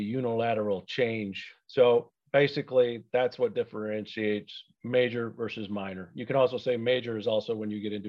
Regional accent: Grand Rapids, Michigan, United States; Born and raised in Grand Rapids, Michigan

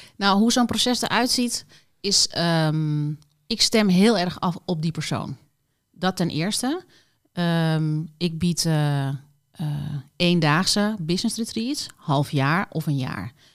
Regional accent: Doetinchem, Gelderland, Netherlands; moved away as an adult; also born or lived in Mallorca, Spain; Ik kom uit Doetinchem, ben daar geboren en getogen tot mijn achttiende.

